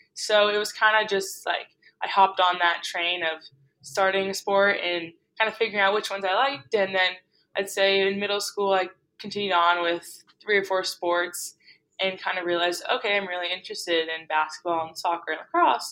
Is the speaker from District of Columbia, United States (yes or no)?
no; Boston, Massachusetts, United States; also born or lived in New York City; I am from Boston